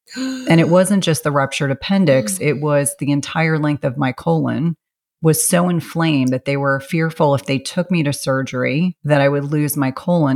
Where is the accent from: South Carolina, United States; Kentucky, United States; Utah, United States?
South Carolina, United States; moved away; I was born in South Carolina and I have, you know, wonderful family and wonderful memories